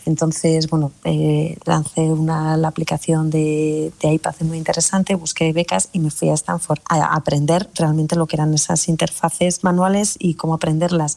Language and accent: Spanish; Basque Country, Spain; Soy muy vasca también, soy muy del norte